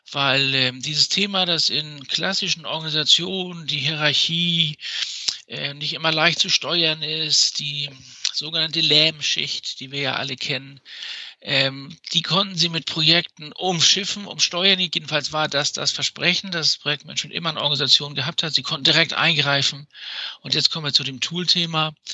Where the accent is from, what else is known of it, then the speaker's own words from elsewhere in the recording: Hamburg, Germany; Ich komme nämlich aus Hamburg, aus dem Norden. Ich Bin auch ein Kind des Nordens.